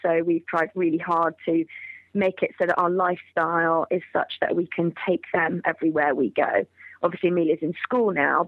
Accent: United Kingdom; also born or lived in Georgia, United States; Well, really, I'm obviously from Great Britain anyways.

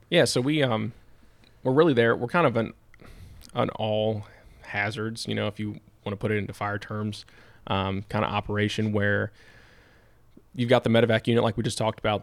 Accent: Hanover County, Virginia, United States; I grew up in Hanover

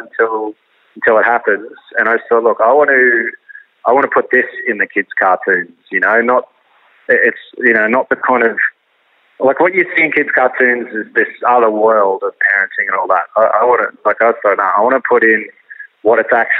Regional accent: North Queensland, Australia; also born or lived in Brisbane; I was sort of born out west and I grew up in North Queensland and then lived in Brisbane

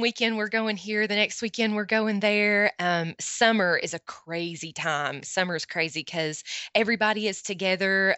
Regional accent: Morristown, Tennessee, United States; My hometown is Morristown, Tennessee

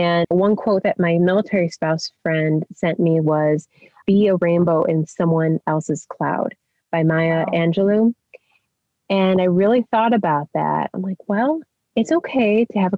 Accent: Chicago, Illinois, United States; moved away as an adult; I'm from the Chicago area and all that that entails with family and friends

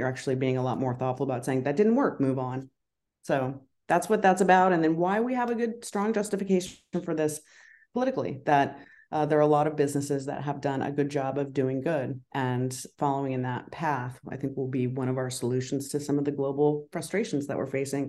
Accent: Colorado, United States; also born or lived in Idaho; growing up in Colorado, Idaho, and around the Western states, I spent time with my grandmother who lived on a farm in Colorado

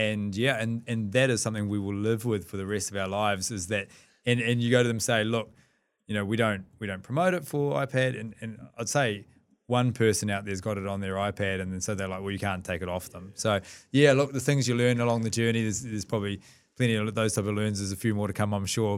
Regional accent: New Zealand; we're two Kiwi lads

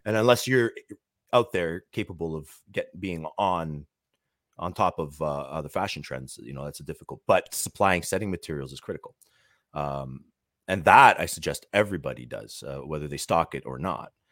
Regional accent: Toronto, Ontario, Canada; I'm from the Toronto area

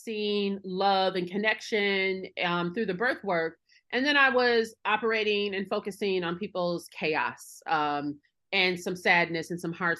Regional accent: Milwaukee, Wisconsin, United States; Milwaukee, my hometown.

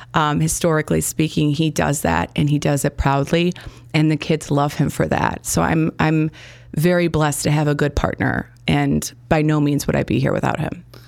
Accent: Gurnee, Illinois, United States; also born or lived in Chicago; I grew up in Gurnee, Illinois. I was born in Chicago.

